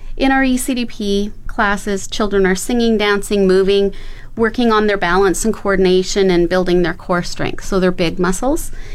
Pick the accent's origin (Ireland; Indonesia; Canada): Canada; Edmonton, Alberta; moved away as an adult; now in Fort McMurray, Canada; I was born and raised in Edmonton